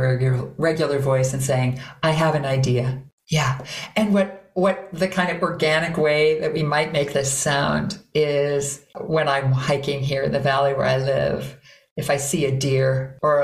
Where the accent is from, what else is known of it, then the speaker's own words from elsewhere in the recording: Minnesota, United States; I am from Minnesota